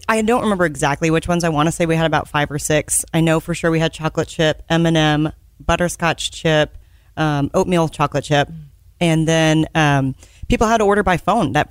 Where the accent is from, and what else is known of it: Richardson, Texas, United States; born or raised there